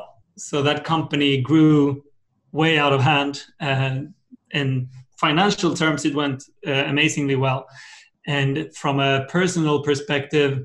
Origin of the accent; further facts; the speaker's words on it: Sweden; my background, I'm from Sweden